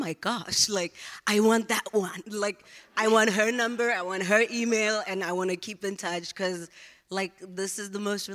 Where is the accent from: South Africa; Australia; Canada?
South Africa; Johannesburg, Gauteng; moved away as an adult; now in United States; I was born and raised in a township in the east of Johannesburg, South Africa.